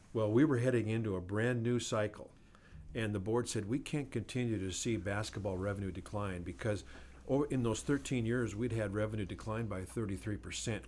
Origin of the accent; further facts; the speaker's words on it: Glendive, Montana, United States; moved away; my hometown back in eastern Montana